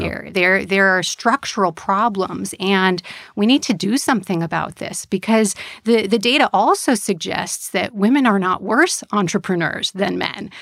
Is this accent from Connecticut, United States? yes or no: yes; Connecticut, United States; born or raised there; moved away as an adult; also born or lived in Massachusetts / Chicago